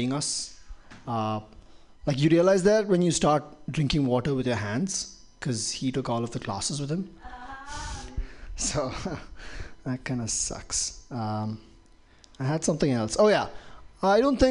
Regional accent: Dubai, United Arab Emirates; moved away; I grew up in Dubai

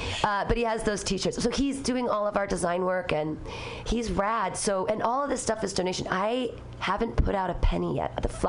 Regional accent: Danville, California, United States; also born or lived in Livermore; I grew up in Danville.

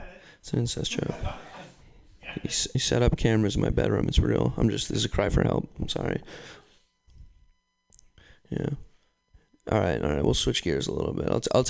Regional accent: New York, United States; I'm from New York.

